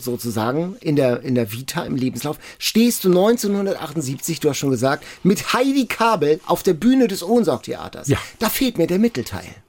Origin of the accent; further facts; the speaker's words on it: Lübeck, Schleswig-Holstein, Germany; Ich komme aus Lübeck